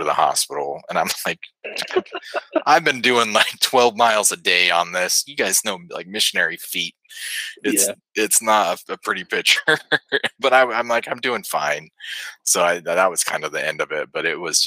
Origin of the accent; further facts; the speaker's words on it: Northern Nevada, United States; now in Huntsville, United States; I grew up in Northern Nevada